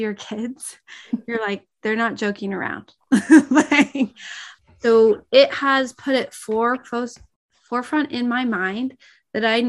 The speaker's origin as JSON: {"language": "English", "town": "San Diego", "region": "California", "country": "United States", "tie": "born or raised there", "moved": "yes", "lives_now": "Mesa, United States", "said": "I grew up in San Diego"}